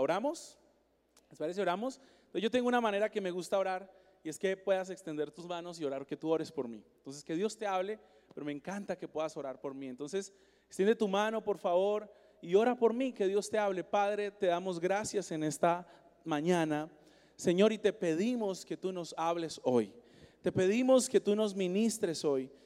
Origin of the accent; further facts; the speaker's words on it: Colombia; now in Seattle, United States; yo soy colombiano, yo nací en Colombia.